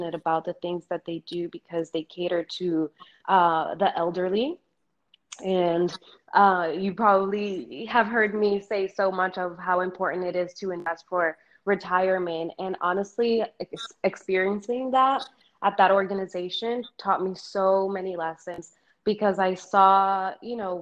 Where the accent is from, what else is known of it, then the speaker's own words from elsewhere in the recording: New York, United States; first language Spanish; English is a second language; also born or lived in Dominican Republic; I was born in the Dominican Republic, and I came to New York with my parents when I was 4 years old